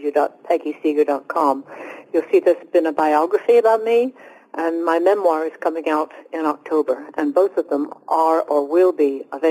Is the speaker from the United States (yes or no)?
no; United Kingdom; Well, I am British.